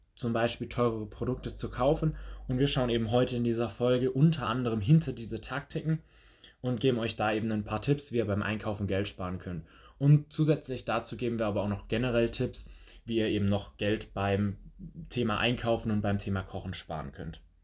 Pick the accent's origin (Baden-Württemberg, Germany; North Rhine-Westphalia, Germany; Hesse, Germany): Baden-Württemberg, Germany; near Stuttgart, Swabia; ich komme ja aus der Nähe von Stuttgart, das heißt aus dem Schwabenland